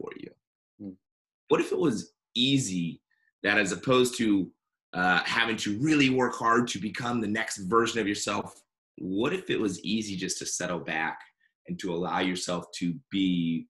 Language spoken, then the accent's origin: English; San Diego, California, United States; moved away; also born or lived in Seattle / San Francisco; I grew up down in San Diego